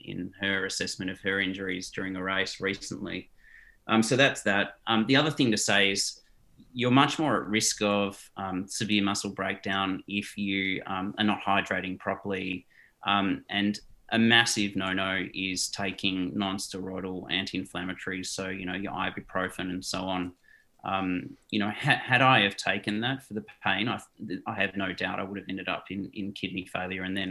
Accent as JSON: {"language": "English", "country": "Australia", "tie": "born or raised there", "also_born_or_lived": "South Africa", "said": "although I've lived in Australia since I was five, I've got a Dutch passport. I've never resided in the Netherlands. I was born in South Africa"}